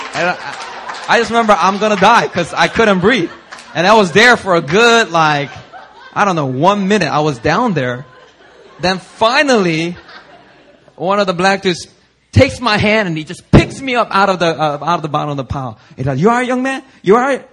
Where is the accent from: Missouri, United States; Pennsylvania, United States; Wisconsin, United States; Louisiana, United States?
Pennsylvania, United States; Philadelphia; also born or lived in Korea; I was born in Korea, and when I was six years old, I immigrated to the U.S. And when we first immigrated, we didn't have that much money, so we uh, moved into inner city Philadelphia